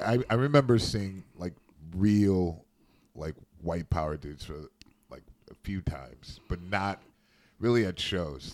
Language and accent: English; Midwest, United States; I grew up in the Midwest